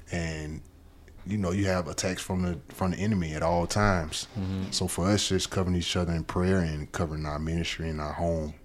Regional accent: Alabama, United States; growing up in Alabama

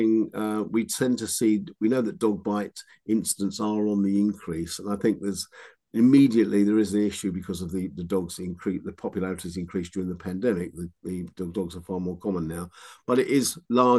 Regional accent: London, United Kingdom; accent: Cockney; I grew up in London in the sort of late 50s and early 60s

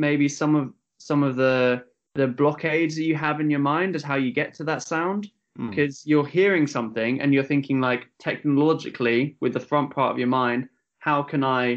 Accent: Kent, South East England, United Kingdom; also born or lived in Leeds; now in Birmingham, United Kingdom; I grew up in Kent, went to music college in Leeds, and then somehow ended up in Brum.

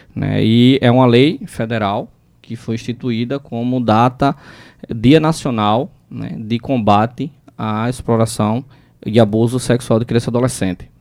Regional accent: Brazil; sou nascido e criado em Mangabeira, né? Com muito orgulho, mangabeirense, barrista

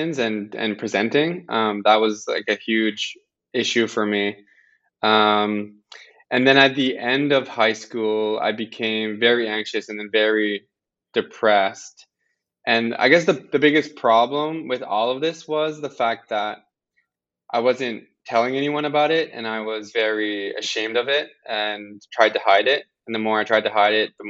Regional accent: Amiro's Hill, southwest Nova Scotia, Canada; moved away as an adult; now in Halifax, Canada; I grew up in a very small village called Amiro's Hill. It's a small Acadian village, about 20 minutes from Yarmouth in southwest Nova Scotia

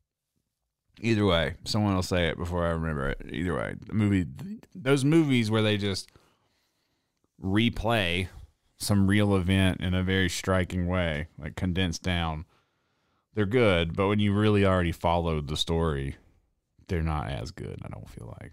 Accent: the South, United States; accent: Southern; I was raised in the South

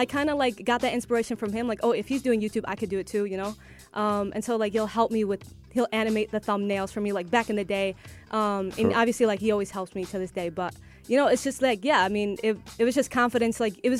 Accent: Ohio, United States; first language English; Growing up in America, in Ohio. Obviously, like, my parents speak Arabic around the house and I can understand them, but for me, speaking it is not the best.

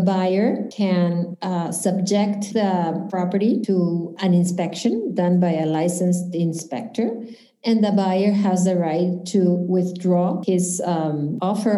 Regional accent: Lima, Peru; moved away as an adult; now in Key Biscayne, United States; I'm originally from Lima, Peru.

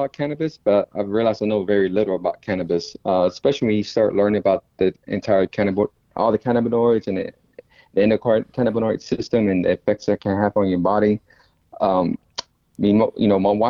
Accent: Dallas, Texas, United States; My wife, my family, we're from Oak Cliff

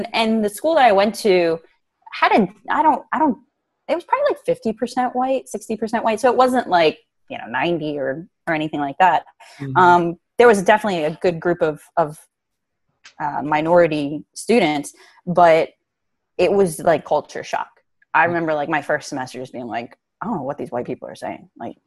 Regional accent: Willingboro, New Jersey, United States; growing up in Willingboro is that I'm really grateful for it

